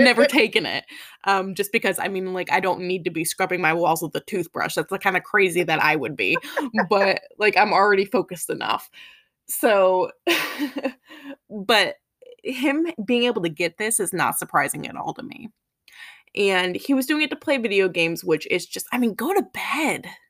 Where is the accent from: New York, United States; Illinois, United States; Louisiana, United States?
Illinois, United States; town neighboring Naperville; moved away; also born or lived in Chicago / North Carolina; my neighboring town